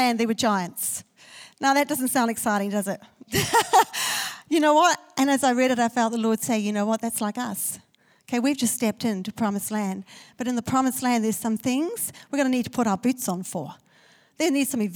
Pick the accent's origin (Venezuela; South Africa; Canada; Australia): South Africa; I was born in South Africa, and South Africa is a country of fear